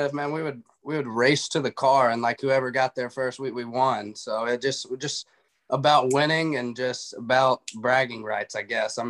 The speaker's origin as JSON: {"language": "English", "town": "Tupelo", "region": "Mississippi", "country": "United States", "tie": "born or raised there", "said": "Not a big city, Tupelo, maybe big for Mississippi, but I wouldn't consider it big"}